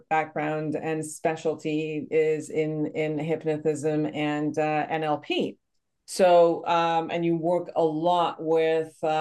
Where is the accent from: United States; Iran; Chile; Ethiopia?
Iran; English is a second language; moved away; Originally, Iran.